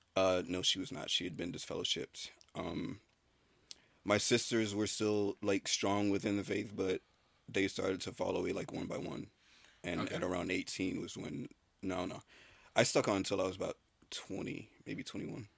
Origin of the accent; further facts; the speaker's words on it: Tallahassee, Florida, United States; I was born in Florida. Tallahassee, Florida